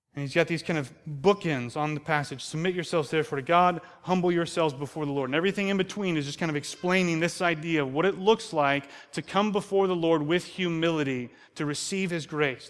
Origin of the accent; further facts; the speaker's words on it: United States; we're American